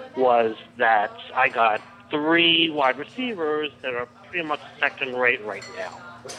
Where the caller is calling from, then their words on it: New Jersey, United States; I'm calling from Compton, New Jersey.